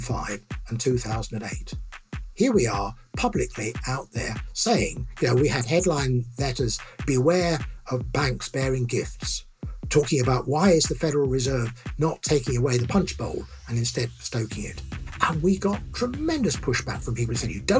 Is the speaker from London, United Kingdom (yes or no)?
yes; London, United Kingdom; I grew up in London, England